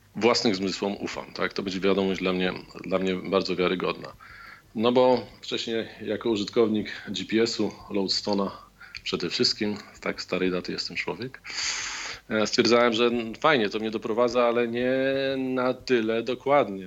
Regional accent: Warsaw, Masovian Voivodeship, Poland; w Warszawie, skąd jestem

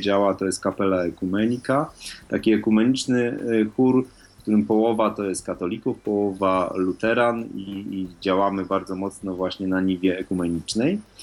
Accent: Wrocław, Lower Silesian Voivodeship, Poland; ja jestem z Wrocławia

